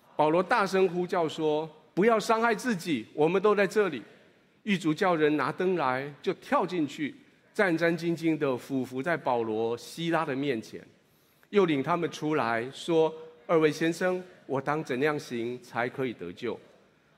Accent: Taiwan; 如果你跟我一样是在台语教会长大的

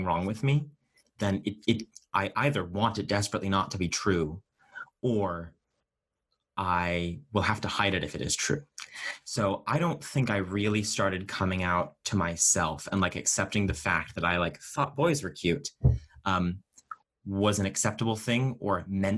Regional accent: Boston suburbs, Massachusetts, United States; growing up in Massachusetts, especially, you know, the Boston suburbs

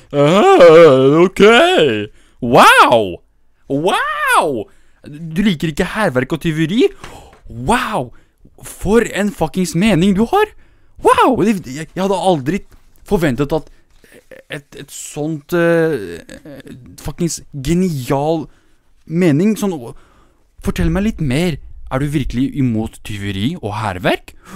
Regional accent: Middle East, Iraqi Kurdistan, Kurdistan Region, Iraq; now in Norway; Jeg er jo fra Midtøsten

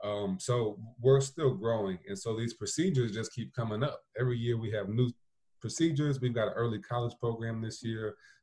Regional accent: South Bend, Indiana, United States; my home school district from when I was growing up in South Bend Schools, their handbook hadn't been updated since the 80s.

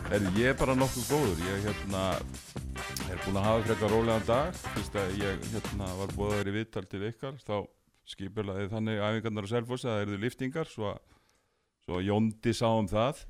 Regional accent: Garðabær, Capital Region, Iceland; ég hérna eh, ólst upp í Garðabæ

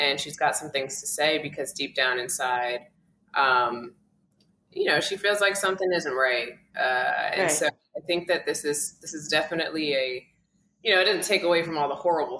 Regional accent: New York City, New York, United States; a kid who grew up in Brooklyn. I'm from Coney Island. I grew up in the projects

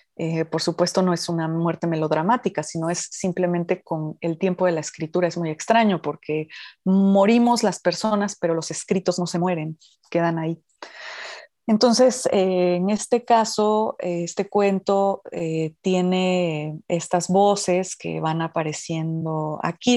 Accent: Oaxaca, Mexico; los oaxaqueños eh, nacemos con ese poder de la comida oaxaqueña

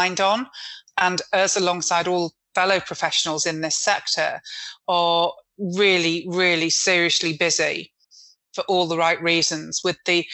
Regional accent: Manchester, North West England, United Kingdom; I'm a Mancunian

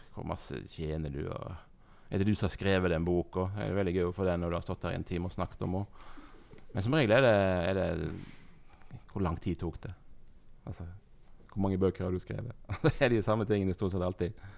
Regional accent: Husnes, Vestland, Norway; Jeg kommer fra Husnes.

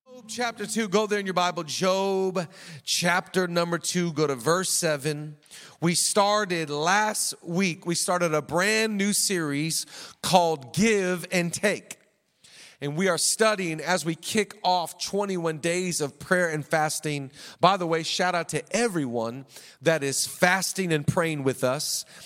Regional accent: Seattle, Washington, United States; moved away; We grew up in the Seattle area

